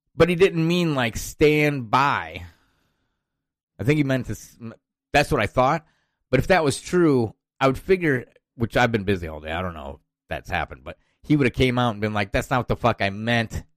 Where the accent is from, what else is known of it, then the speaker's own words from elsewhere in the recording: Iowa, United States; I'm from Iowa